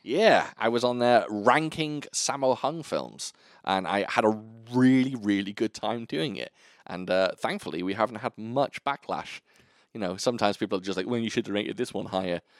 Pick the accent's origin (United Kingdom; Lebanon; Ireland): United Kingdom; I'm British